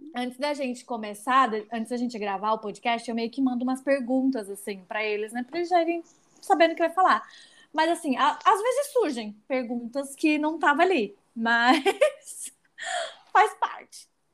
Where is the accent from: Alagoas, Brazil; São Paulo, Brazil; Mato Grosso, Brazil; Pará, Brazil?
Pará, Brazil; Belém; eu sou de lá, né, de Belém